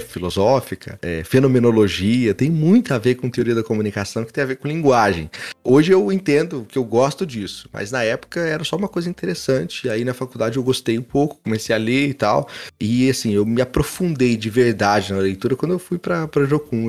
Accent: Franca, São Paulo, Brazil; eu sou de Franca

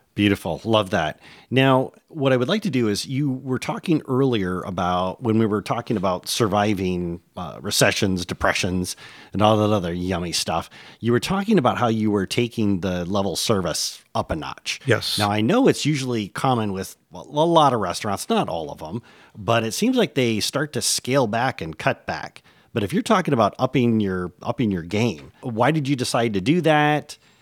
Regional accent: Michigan, United States; moved away; After 20 years, I've returned to my native Michigan

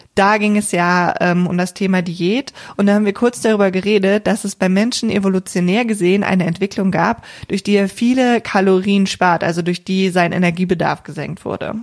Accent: Cologne, North Rhine-Westphalia, Germany; ich komme ja hier aus der Region Köln

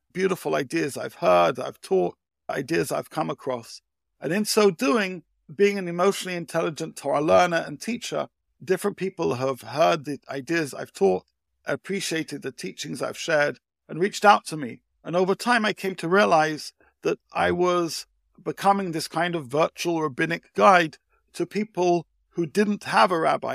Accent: United Kingdom; now in Israel; I grew up in the U K, as you can tell by my accent.

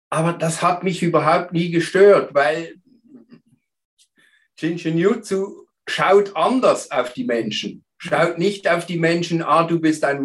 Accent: Basel, Basel-Stadt, Switzerland; moved away; Und früher war ich in der Schweiz, in Basel. Ursprünglich komme ich aus Basel, äh, bin Vater von drei Kindern

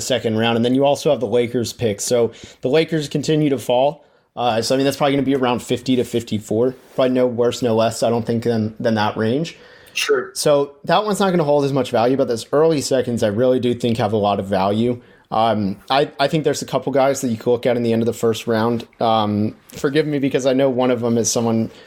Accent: Dallas, Texas, United States; also born or lived in Orlando, Florida; my first memories in my life were at Orlando Magic games, but I moved to Dallas okay. when I was five

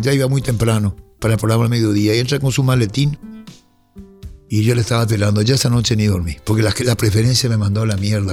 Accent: Paraguay; Yo soy paraguayo

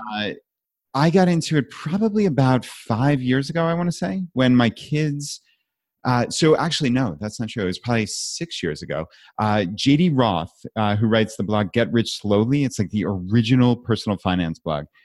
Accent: New York, United States; now in Richmond, United States; I live in Richmond, I'm from New York

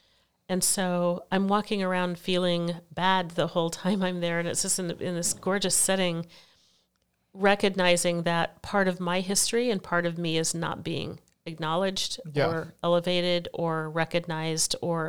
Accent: Portland, Oregon, United States; also born or lived in Eugene / Venezuela / Mexico / Washington, D.C.; I was born here in Portland, Oregon, spent my early years here in Portland and Eugene, Oregon, Venezuela, Mexico, Washington, D.C. So my family moved around a lot.

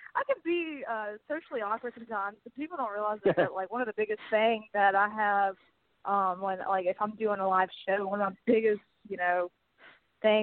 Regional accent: Montgomery, Alabama, United States; also born or lived in Georgia; I grew up in Montgomery, Alabama, and I was born in Georgia, but we moved here when I was 6 months old

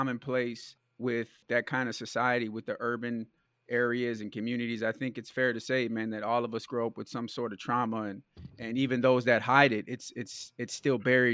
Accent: Milwaukee, Wisconsin, United States; I'm from Milwaukee

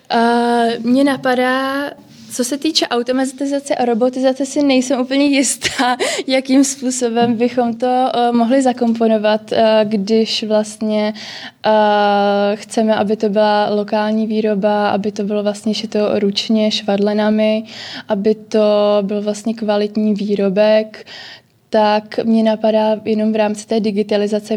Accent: Prague, Czechia; já jsem z Prahy

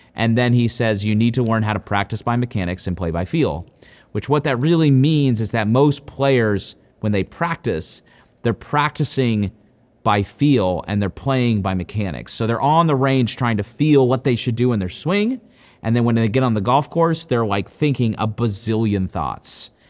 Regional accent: Powell, Ohio, United States; I'm from Powell, which is basically right here. Um, and I played high school golf here.

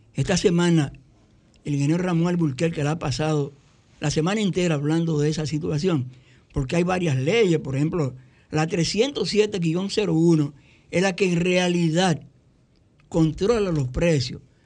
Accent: Barahona, Dominican Republic; Los que somos de Barahona, de los batallas de Barahona

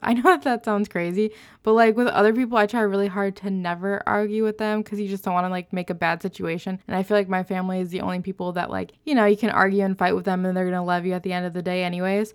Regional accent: Ohio, United States; moved away as an adult; we both grew up in Ohio

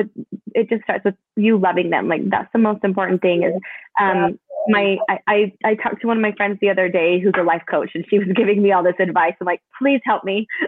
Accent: Canada; moved away; I grew up in Canada. I was born in Canada.

